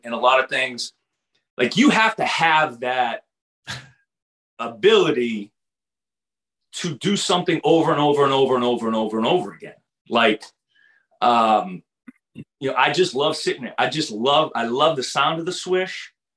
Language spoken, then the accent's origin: English; Everett, Massachusetts, United States; also born or lived in Arkansas; I grew up about four miles from the Boston Garden